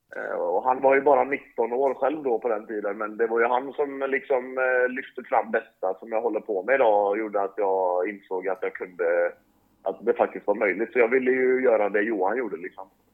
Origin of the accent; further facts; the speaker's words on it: Sweden; moved away as an adult; also born or lived in Northern Norway; now in Norway; hemma där jag kommer ifrån i den delen av Sverige så är det ju väldigt mycket näringsfattiga vatten